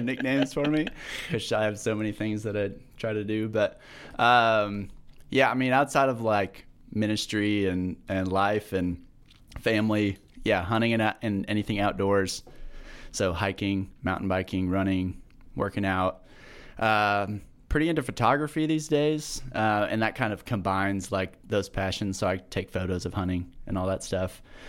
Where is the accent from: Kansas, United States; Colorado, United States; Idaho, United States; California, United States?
Kansas, United States; Manhattan; I grew up in Manhattan